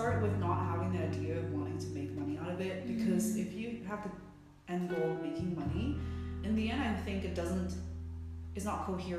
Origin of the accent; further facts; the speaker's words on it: Vancouver, British Columbia, Canada; also born or lived in Hong Kong; now in Hamburg, Germany; I'm from Vancouver, Canada. I was born in Hong Kong, and I moved when I was 12 to Vancouver. And around 5 years ago, I moved here to Hamburg, where I'm sitting with you right now, in Germany